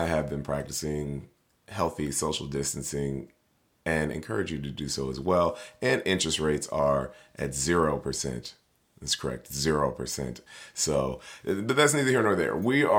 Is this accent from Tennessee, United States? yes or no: yes; Tennessee, United States; now in Tampa, United States; No, so I'm originally from Tennessee. I'm a Southern boy.